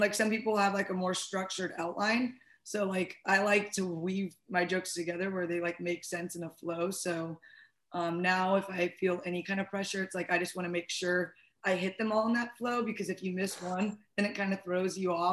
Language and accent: English; St. Louis, Missouri, United States; also born or lived in Boulder, Colorado; I was originally from St. Louis, and then I lived in Boulder, and then I moved back to St. Louis.